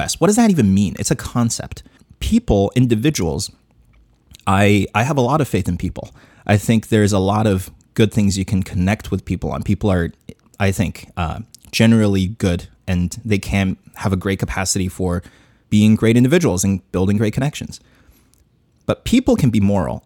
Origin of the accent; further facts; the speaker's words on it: Chongqing, China; my hometown, Chongqing, China.